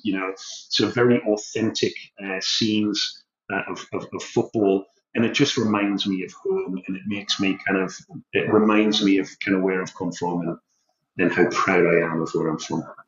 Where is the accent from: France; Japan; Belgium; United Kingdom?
United Kingdom; Newcastle upon Tyne, North East England; moved away as an adult; now in Australia; I'm a lad from Newcastle in the northeast of England. I haven't lived there for over 20 years, and now I'm living on the other side of the world, and I'm a very proud Geordie